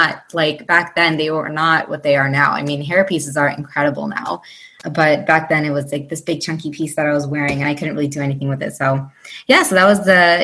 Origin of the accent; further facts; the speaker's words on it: upstate New York, United States; I'm born and raised in the United States, but in upstate New York, but my family is of Indian heritage.